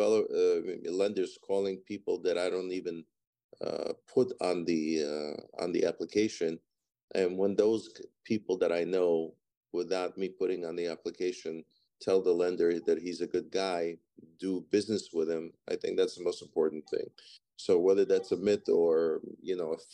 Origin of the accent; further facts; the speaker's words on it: Ukraine; moved away; I was born in Ukraine or Soviet Union, the old Soviet Union that had all the republics still attached back in the 70s. And I was born in Ukraine